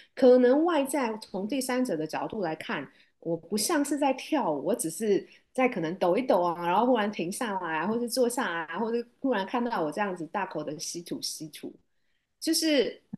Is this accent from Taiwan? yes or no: yes; Taipei, Taiwan; 我来自台湾，台北，我是土生土长的台北人